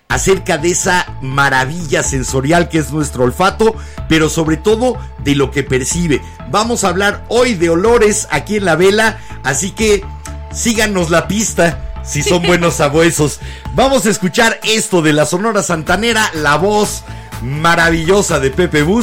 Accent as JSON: {"language": "Spanish", "town": "Puerto Colombia", "region": "Atlántico", "country": "Colombia", "said": "Soy de Puerto Colombia, del Atlántico, un pequeño Atlántico, un pequeño municipio al norte del país, en la región Caribe."}